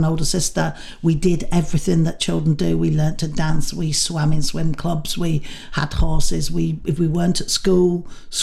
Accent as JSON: {"language": "English", "town": "Manchester", "region": "North West England", "country": "United Kingdom", "moved": "as an adult", "said": "I'd come from Manchester"}